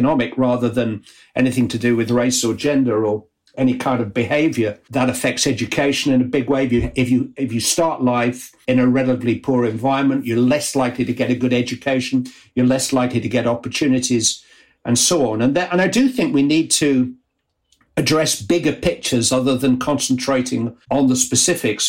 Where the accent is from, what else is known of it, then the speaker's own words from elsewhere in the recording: Bury, North West England, United Kingdom; my hometown club, Bury